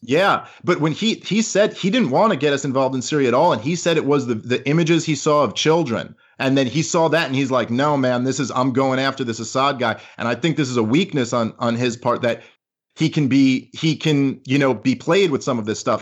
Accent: New York, United States; I am a New Yorker

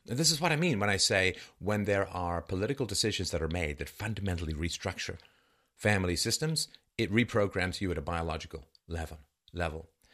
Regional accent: London, United Kingdom; where I grew up in London.

